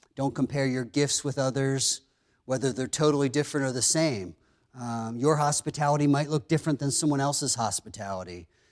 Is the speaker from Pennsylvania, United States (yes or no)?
yes; Pennsylvania, United States; growing up in Pennsylvania, we had a couple dozen chickens